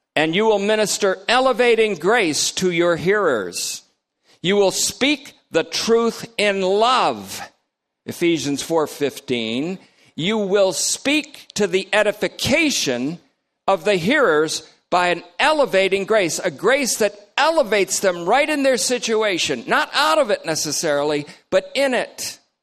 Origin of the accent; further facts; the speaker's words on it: Vermont, United States; also born or lived in New York; I'm from Vermont, but worse, I was born in New York.